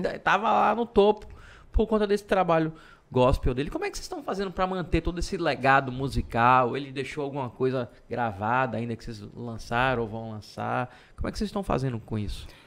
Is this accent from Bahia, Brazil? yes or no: yes; Salvador, Bahia, Brazil; now in Feira de Santana, Brazil; sou de Salvador